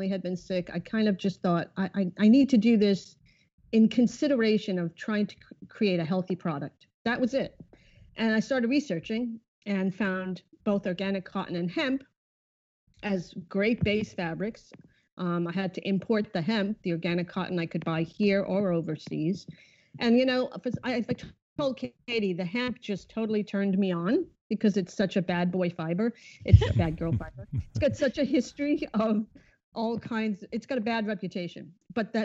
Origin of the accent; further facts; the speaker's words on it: Rhode Island, United States; moved away as an adult; also born or lived in Massachusetts / New York; I am originally from Rhode Island